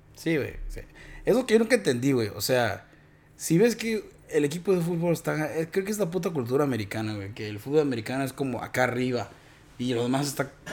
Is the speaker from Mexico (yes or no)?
yes; Mexico; now in United States; como los mexicanos somos